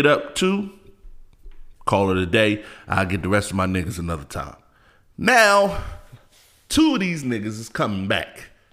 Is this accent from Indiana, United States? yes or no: no; California, United States; I'm from Cali